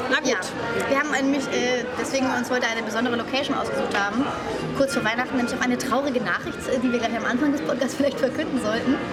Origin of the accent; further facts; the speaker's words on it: Swabia, Germany; Er ist ja Schwabe, ich bin ja auch Schwabe.